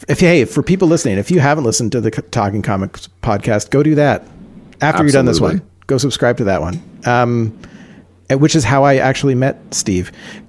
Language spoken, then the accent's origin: English; London, Ontario, Canada; I live in London.